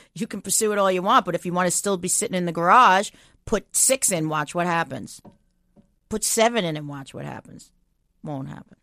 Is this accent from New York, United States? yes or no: yes; Long Island, New York, United States; moved away; I'm, I'm from New York